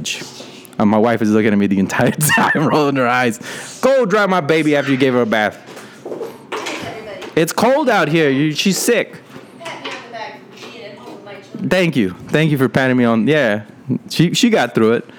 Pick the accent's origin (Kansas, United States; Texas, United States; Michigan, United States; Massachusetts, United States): Texas, United States; Rio Grande Valley; I grew up in the Rio Grande Valley, which is right near Mexico. It's the bottom point in Texas.